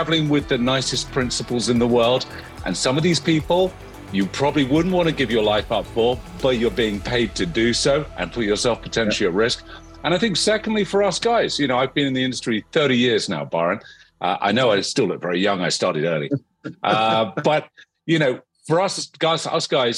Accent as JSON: {"language": "English", "country": "United Kingdom", "said": "I am a Brit"}